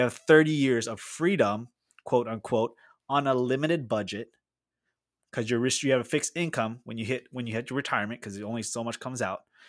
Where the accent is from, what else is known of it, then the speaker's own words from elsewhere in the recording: Philippines; moved away as an adult; now in United States; I grew up in the Philippines